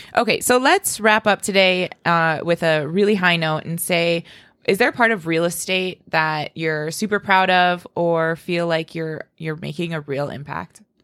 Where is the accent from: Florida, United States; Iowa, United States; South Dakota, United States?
South Dakota, United States; Spearfish; I was born and raised in Spearfish